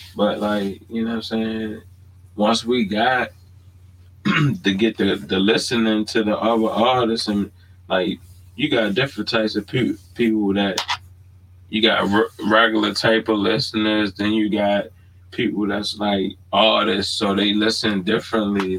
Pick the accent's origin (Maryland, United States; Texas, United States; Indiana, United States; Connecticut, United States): Maryland, United States; Baltimore; moved away; I'm born and raised in Baltimore. I haven't always lived in Baltimore